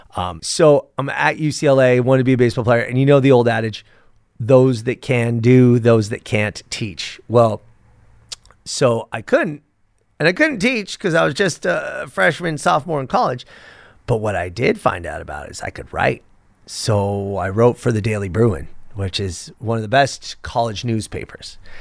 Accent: Los Angeles, California, United States; born or raised there

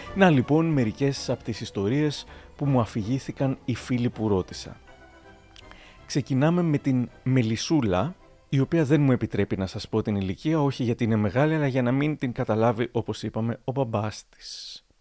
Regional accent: Thessaloniki, Central Macedonia, Greece; moved away as an adult; now in Chalkidiki, Greece; εγώ που τόσο λάτρευα την πόλη μου, τη Θεσσαλονίκη

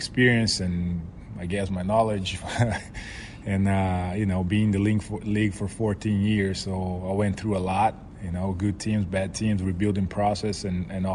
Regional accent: Vitória, Espírito Santo, Brazil; moved away; my hometown, Vitória.

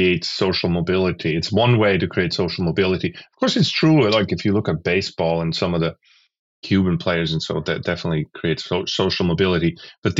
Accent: Lucerne, Switzerland; English is a second language; moved away as an adult; now in United States; my hometown of Lucerne

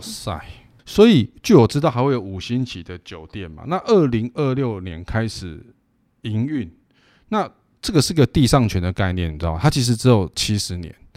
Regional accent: Taipei, Taiwan; 我们台北人

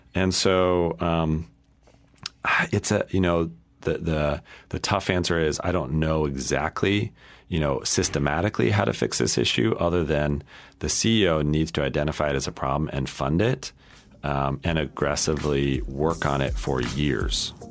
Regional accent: Colorado, United States; I grew up in Colorado

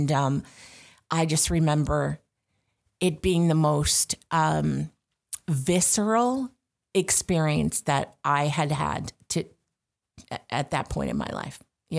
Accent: Syracuse, New York, United States; now in Rochester, United States; I like living upstate. I'm originally from the Syracuse area, so it feels like home.

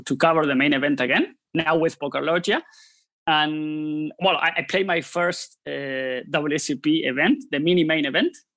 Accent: Buenos Aires, Argentina; I'm from Buenos Aires, Argentina.

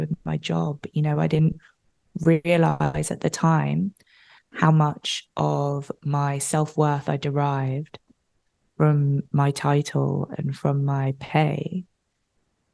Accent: United Kingdom; now in Los Angeles, United States; I live in LA. I'm obviously British. So my dad was back in London

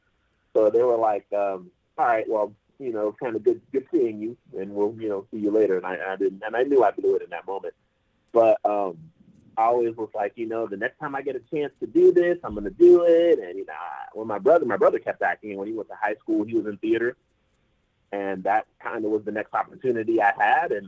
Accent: Atlanta, Georgia, United States; also born or lived in Fort Lauderdale, Florida; we moved up to Atlanta back in 97, and I love Atlanta, and I'm like, this is home

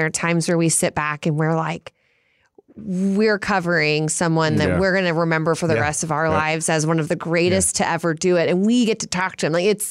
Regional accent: New Orleans, Louisiana, United States; I'm from New Orleans.

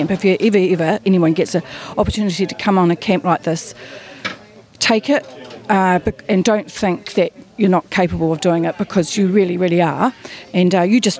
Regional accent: Christchurch, Canterbury, New Zealand; I'm from Christchurch.

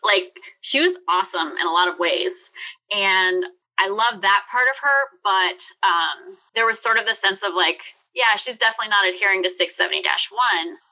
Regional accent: Richmond, Virginia, United States; I'm from Richmond, Virginia.

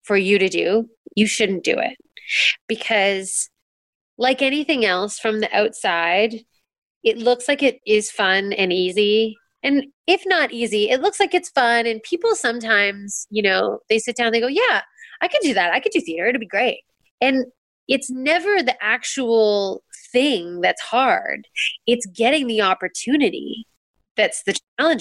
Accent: Canada; as a Canadian, getting to work in America

